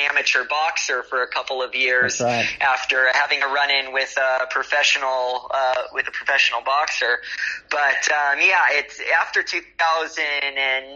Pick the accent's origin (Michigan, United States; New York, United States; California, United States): California, United States; Los Angeles; moved away as an adult; also born or lived in Australia; now in Berlin, Germany; Growing up in Los Angeles